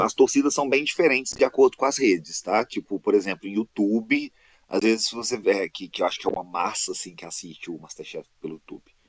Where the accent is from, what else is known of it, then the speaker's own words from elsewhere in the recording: Minas Gerais, Brazil; eu sou de Minas